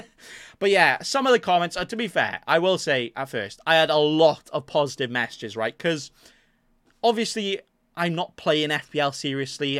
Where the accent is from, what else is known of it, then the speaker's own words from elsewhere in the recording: Welsh, Wales, United Kingdom; I'm Welsh